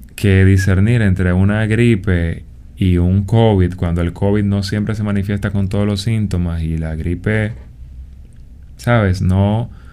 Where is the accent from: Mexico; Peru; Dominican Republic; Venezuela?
Dominican Republic; en un país como República Dominicana, que somos un país en vía de desarrollo